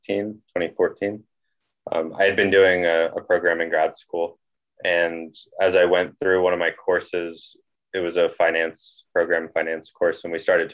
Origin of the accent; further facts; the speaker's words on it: Northeast Pennsylvania, United States; also born or lived in Williamsport, Pennsylvania; I am originally from Northeast Pennsylvania and born, bred, raised, the whole deal